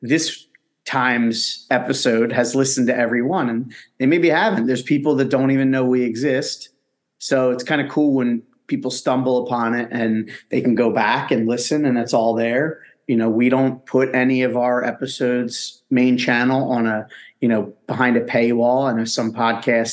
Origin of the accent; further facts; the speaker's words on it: Philadelphia, Pennsylvania, United States; accent: Philadelphia; As you can tell from my terrible accent, I'm from Philadelphia, suburbs, but close enough.